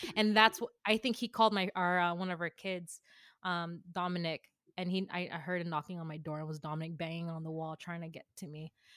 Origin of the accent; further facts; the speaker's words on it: San Jose, California, United States; born in San Jose, California